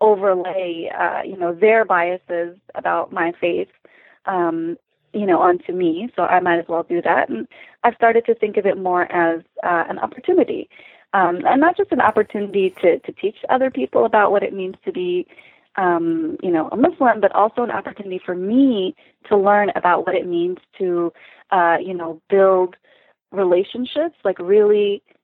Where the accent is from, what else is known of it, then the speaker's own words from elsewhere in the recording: Chicago, Illinois, United States; also born or lived in Lansing, Michigan; Michigander born, but raised outside of Chicago.